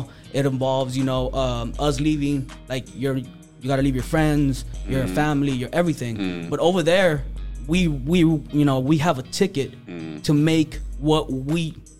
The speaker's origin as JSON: {"language": "English", "town": "McAllen", "region": "Texas", "country": "United States", "tie": "born or raised there"}